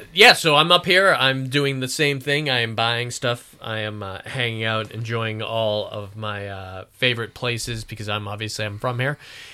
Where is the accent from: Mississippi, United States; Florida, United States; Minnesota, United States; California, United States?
Florida, United States; I'm from Florida. We don't have to worry about car inspections.